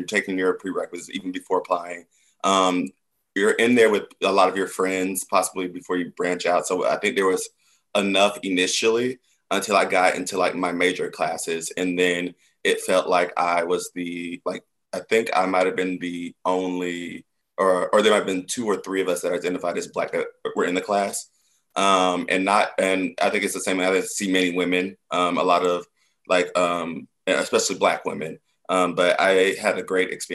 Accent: Stockbridge, Georgia, United States; I am from Stockbridge, Georgia, just outside of Atlanta

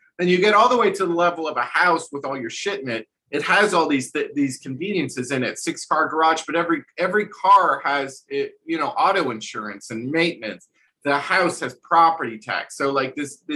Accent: New Jersey, United States; growing up in New Jersey

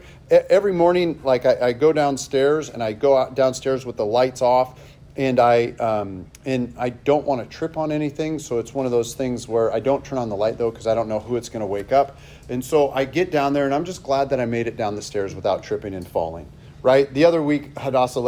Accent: Seattle, Washington, United States; I grew up in Seattle

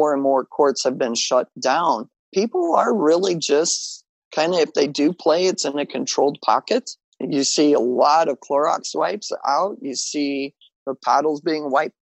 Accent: Western Kansas, United States; I grew up in Western Kansas

